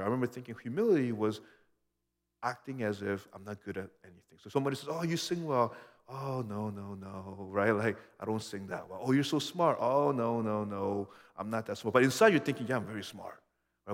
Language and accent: English; United States; being this American I was